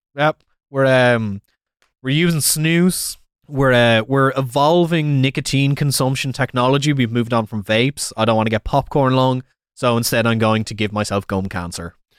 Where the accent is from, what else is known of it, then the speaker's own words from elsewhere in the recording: Ireland; it's a great time to be Irish